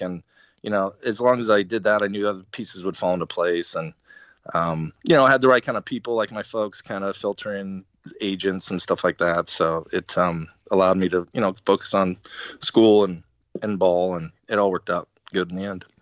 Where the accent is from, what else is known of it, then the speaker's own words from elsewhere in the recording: Arizona, United States; I was from Arizona.